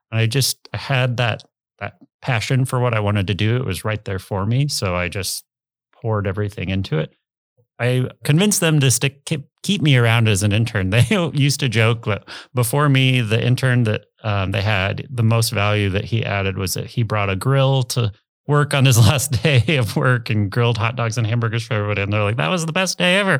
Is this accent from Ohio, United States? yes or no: no; Omaha, Nebraska, United States; also born or lived in Arizona / Ralston; I grew up in Dundee, went to Dundee Elementary, then went to Lewis and Clark, and then eventually to Central